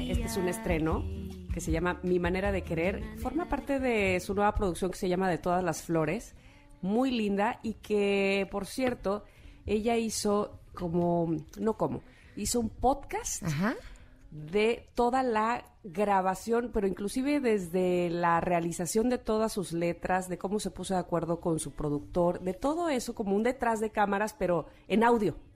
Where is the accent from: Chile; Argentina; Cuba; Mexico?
Mexico; Veracruz; Pues soy del puerto de Veracruz